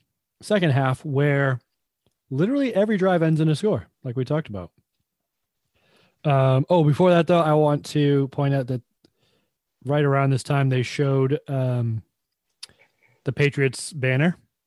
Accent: England, United Kingdom; because I'm English.

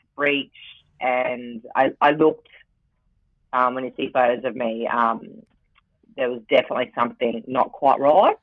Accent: Rockhampton, Queensland, Australia; now in Brisbane, Australia; I'm from Rockhampton, so the beef capital of Australia

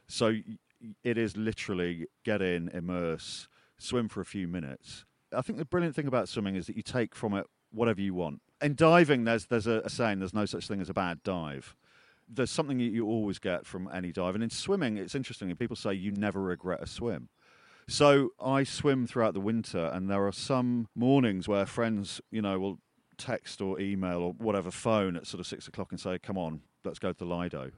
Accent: Peak District, East Midlands, United Kingdom; I was born in the Peak District

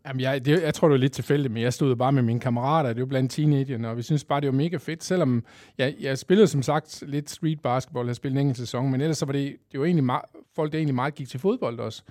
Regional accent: Kolding, Southern Denmark, Denmark; Jeg er 47 år fra Kolding

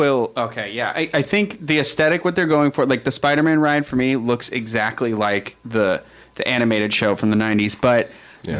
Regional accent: Massachusetts, United States; I'm from Massachusetts

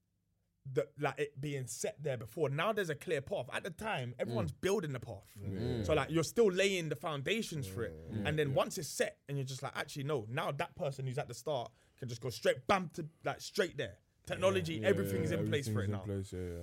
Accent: London, United Kingdom; I'm from Grove, innit?

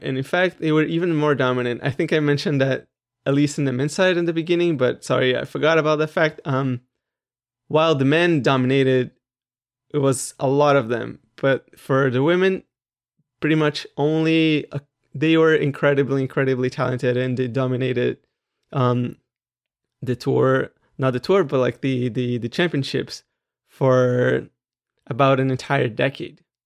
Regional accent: Brazil; I'm Brazilian

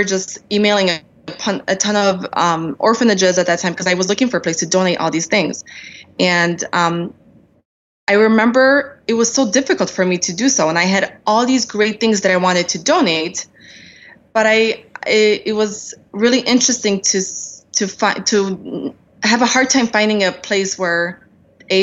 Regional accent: Poland; now in United States; I'm an immigrant. I came here from, I was born in Poland.

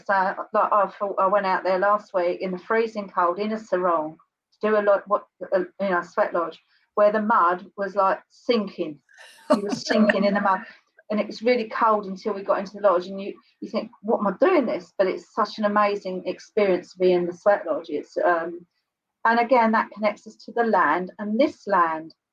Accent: Kent, South East England, United Kingdom; I was born and bred in Blackfin, okay, Kent

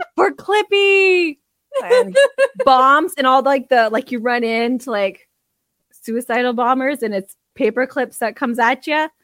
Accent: Canada; we're Canadian.

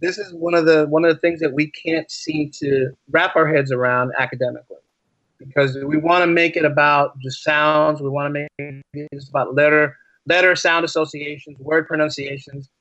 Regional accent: East Coast, United States; I'm an East Coast guy.

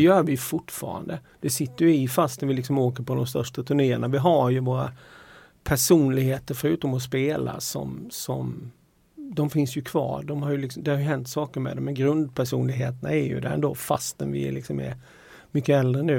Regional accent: Halmstad, Halland County, Sweden; jag är från Halmstad

